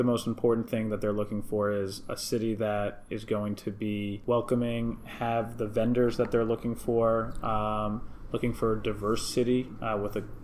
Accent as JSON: {"language": "English", "town": "Milwaukee", "region": "Wisconsin", "country": "United States", "said": "I'm from Milwaukee"}